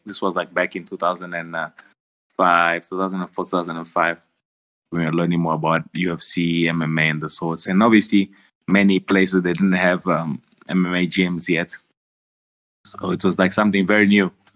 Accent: South Africa; born or raised there; also born or lived in Angola

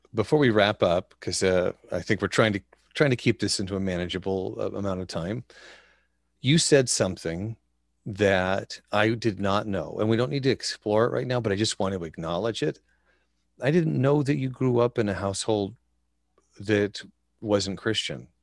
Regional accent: Wyoming, United States; Growing up in Wyoming

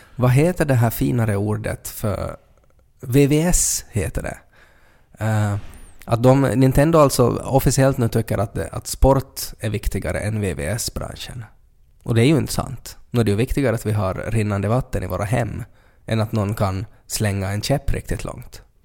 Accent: Finland; som finlandssvensk

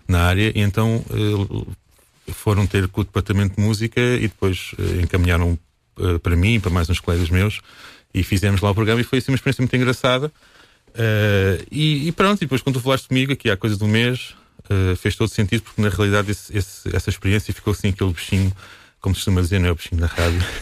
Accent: Alcobaça, Portugal; sou daqui, sou de Alcoace, sou músico

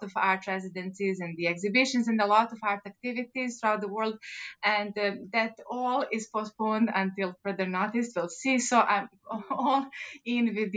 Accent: Montenegro; moved away; I was born in Montenegro

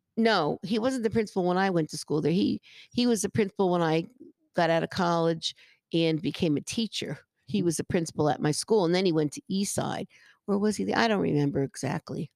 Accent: Paterson, New Jersey, United States; I grew up in Patterson

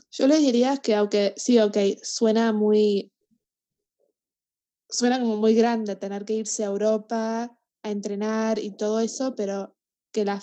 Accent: Canada; now in Argentina; Sí, sí, yo, a ver, soy canadiense, vivía acá hace un montón de tiempo y me gusta mucho Canadá y, y todo eso, pero yo también me siento más argentina que canadiense.

